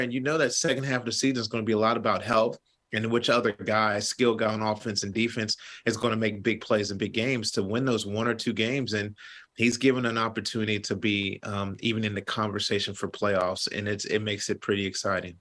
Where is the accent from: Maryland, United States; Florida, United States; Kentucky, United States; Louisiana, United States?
Kentucky, United States; I'm from Kentucky.